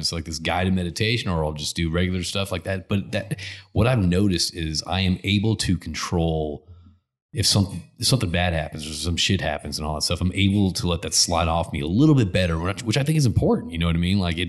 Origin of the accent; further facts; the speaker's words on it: Connecticut, United States; I grew up in Connecticut